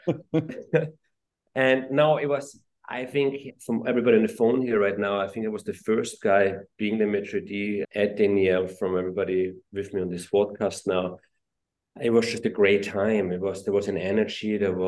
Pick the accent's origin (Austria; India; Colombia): Austria; moved away as an adult; also born or lived in New York; I grew up in Austria. I grew up in the restaurant industry.